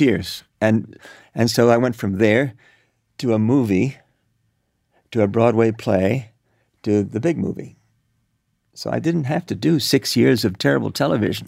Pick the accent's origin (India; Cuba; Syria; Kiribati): Cuba; moved away; also born or lived in New York; I grew up in Cuba.